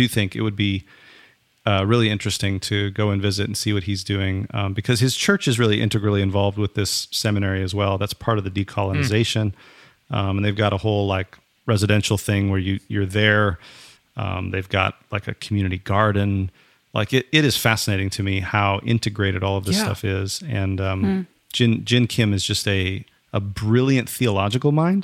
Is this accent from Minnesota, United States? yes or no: yes; Minnesota, United States; moved away; where I grew up in Minnesota